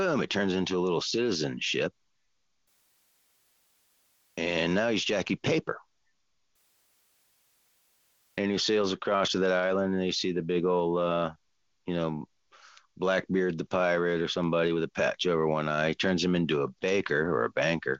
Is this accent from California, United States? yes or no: yes; Southern California, United States; moved away; I'm originally from Southern California